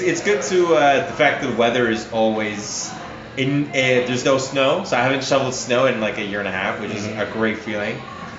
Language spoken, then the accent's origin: English; Canada; now in Los Angeles, United States; It's been difficult because as a Canadian, you're so limited on what you can and can't do.